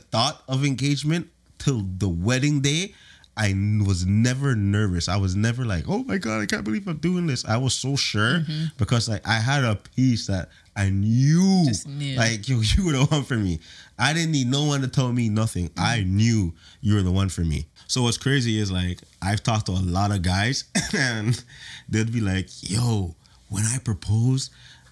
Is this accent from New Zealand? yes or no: no; Toronto, Ontario, Canada; I'm from Toronto